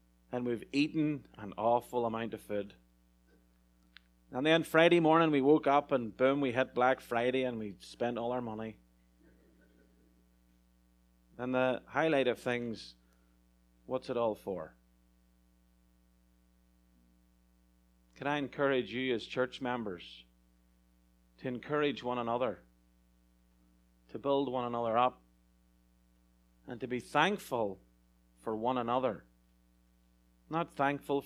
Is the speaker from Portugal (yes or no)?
no; Ireland; moved away as an adult; now in California, United States; As an Irishman coming to a far-off field, the west side of America, to California